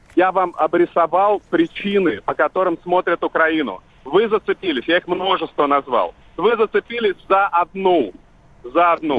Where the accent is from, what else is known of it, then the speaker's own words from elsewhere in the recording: Vladivostok, Primorsky Krai, Russia; now in Moscow, Russia; я живу в Москве, я из Владивостока